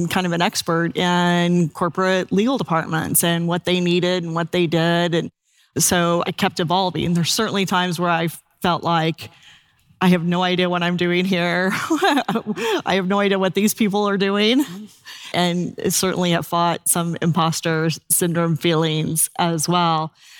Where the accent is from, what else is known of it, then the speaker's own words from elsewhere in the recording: Indiana, United States; also born or lived in Washington, D.C. area; now in Boulder, United States; I'm actually from Indiana.